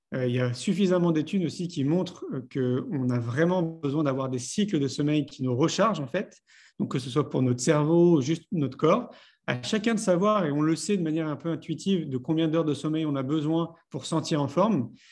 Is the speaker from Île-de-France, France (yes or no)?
yes; Paris, Île-de-France, France; moved away as an adult; j'ai grandi à Paris. J'y ai vécu 34 ans